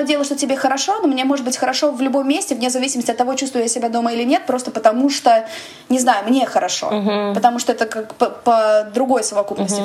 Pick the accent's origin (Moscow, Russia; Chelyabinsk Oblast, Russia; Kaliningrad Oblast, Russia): Moscow, Russia; moved away as an adult; квартиры, в которой я росла в Москве